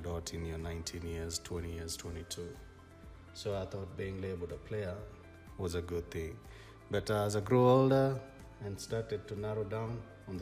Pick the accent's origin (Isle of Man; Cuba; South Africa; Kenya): Kenya; I'm a Kenyan guy